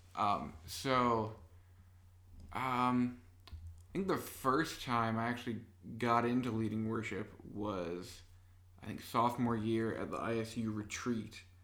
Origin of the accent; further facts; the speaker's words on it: Gridley, Illinois, United States; I'm from Gridley, Illinois